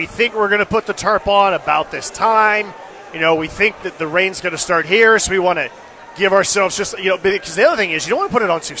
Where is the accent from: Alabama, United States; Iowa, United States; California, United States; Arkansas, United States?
California, United States; Bay Area; growing up in the Bay Area